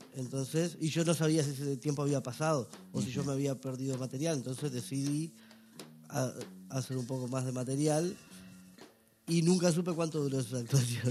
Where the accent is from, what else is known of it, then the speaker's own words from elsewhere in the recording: Salto, Uruguay; moved away as an adult; now in Montevideo, Uruguay; yo vengo del norte de Uruguay, en realidad, una ciudad que se llama Salto